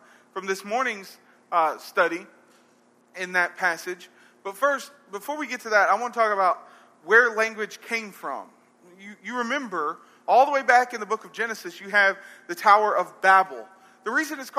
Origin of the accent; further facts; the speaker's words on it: Arab, Alabama, United States; I'm from Arab